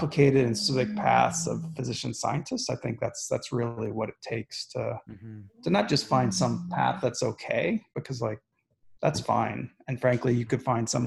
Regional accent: back home to Columbus, Midwest, United States; moved away as an adult; also born or lived in Baltimore / Washington, District of Columbia, United States; now in Houston, United States; Growing up in the Midwest, training on the East Coast

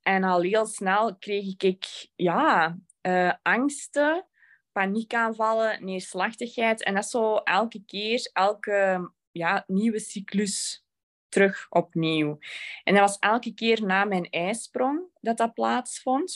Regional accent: Belgium; Ik ben van België

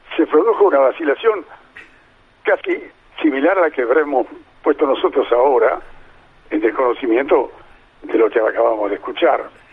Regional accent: Mar del Plata, Buenos Aires Province, Argentina; estoy viviendo a ocho cuadras de donde nací

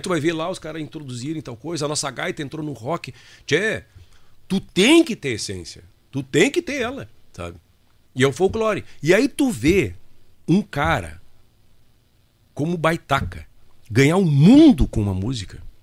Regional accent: Itaqui, Rio Grande do Sul, Brazil; eu sou de Itaqui

